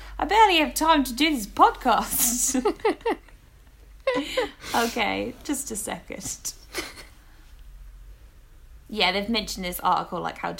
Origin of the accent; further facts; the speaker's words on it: East of England, United Kingdom; accent: Essex; But yeah, my accent is from Essex. I have Welsh family, I have Cockney family, and now I have Northeastern family. So it's a big mixture, and I apologise.